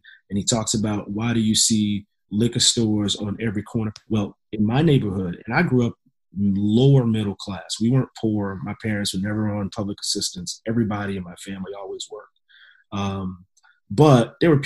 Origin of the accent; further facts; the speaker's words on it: Louisiana, United States; I grew up in Louisiana